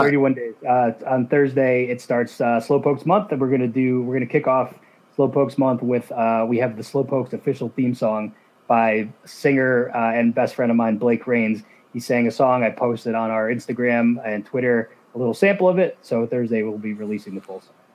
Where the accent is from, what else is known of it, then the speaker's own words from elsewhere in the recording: New Jersey, United States; I'm from New Jersey